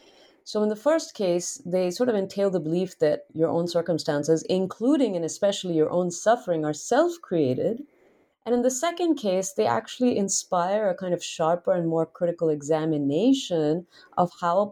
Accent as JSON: {"language": "English", "country": "India", "tie": "born or raised there", "said": "I tell readers about how I grew up in India, you know, with fairly common exposure to yoga and meditation"}